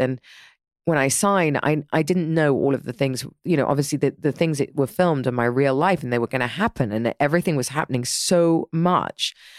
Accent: Dorset, South West England, United Kingdom; I grew up in Dorset

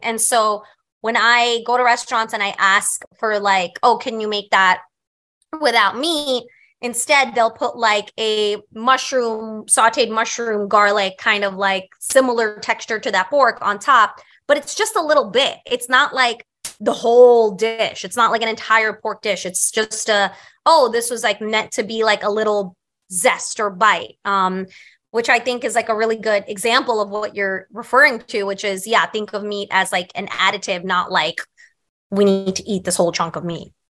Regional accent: New York City, New York, United States; I grew up on Staten Island

